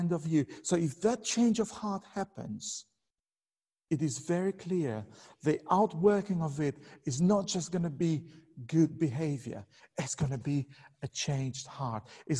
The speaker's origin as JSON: {"language": "English", "country": "Albania", "moved": "yes", "said": "I'm originally from Albania"}